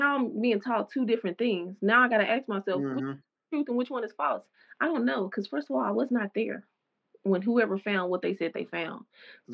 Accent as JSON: {"language": "English", "region": "the South", "country": "United States", "tie": "born or raised there", "said": "growing up in the South, the Bible Belt"}